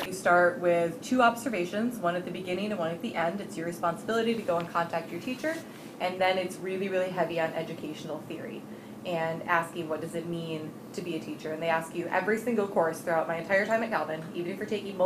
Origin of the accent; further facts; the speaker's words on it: Grand Haven, Michigan, United States; also born or lived in Muskegon, Michigan; I was born in Grand Rapids, grew up in Grand Haven